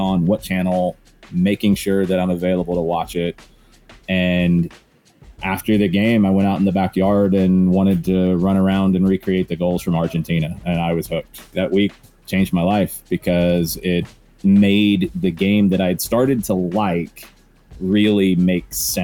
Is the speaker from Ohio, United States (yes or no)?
no; Atlanta, Georgia, United States; I was born and raised in Atlanta